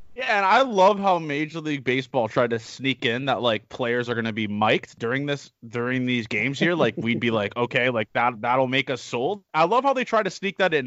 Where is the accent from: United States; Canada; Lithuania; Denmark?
Canada; we're from Canada, you